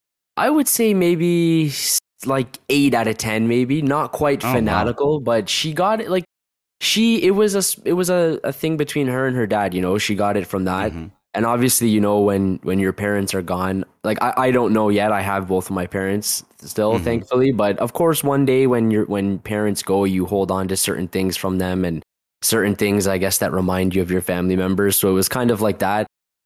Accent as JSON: {"language": "English", "town": "Toronto", "region": "Ontario", "country": "Canada", "also_born_or_lived": "Northern Cyprus", "said": "I'm from Toronto, Canada. I'm 26 years old."}